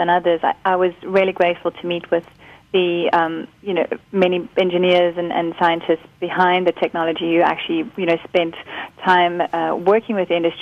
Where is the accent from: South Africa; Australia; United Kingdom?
South Africa; Karoo; I'm from the Karoo. I grew up there